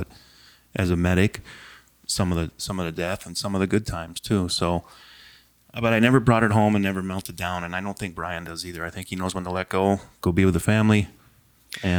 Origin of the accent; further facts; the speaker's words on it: Hastings, Minnesota, United States; I grew up in Hastings